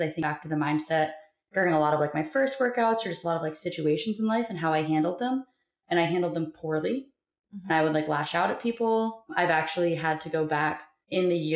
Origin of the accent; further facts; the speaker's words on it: Montana, United States; I am from Montana